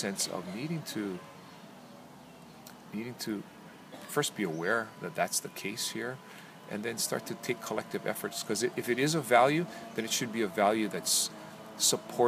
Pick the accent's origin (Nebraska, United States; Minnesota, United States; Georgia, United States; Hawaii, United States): Hawaii, United States; as a Hawaiian